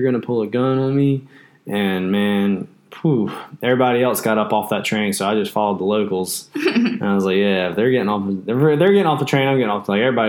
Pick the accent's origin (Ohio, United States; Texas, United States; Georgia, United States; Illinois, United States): Georgia, United States; moved away as an adult; also born or lived in Washington, D.C.; now in Japan; I'm from Georgia, man.